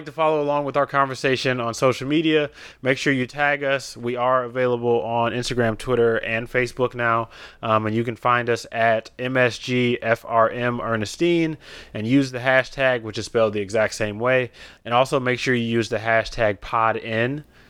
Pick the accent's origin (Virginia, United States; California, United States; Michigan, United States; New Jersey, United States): Michigan, United States; Detroit; I'm still from Detroit.